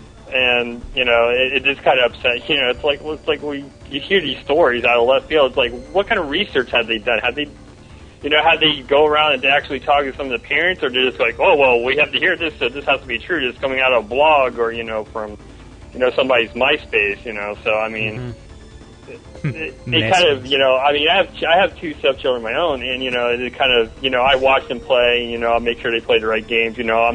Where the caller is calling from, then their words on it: Melbourne, Florida, United States; And I'm calling from Melbourne, Florida.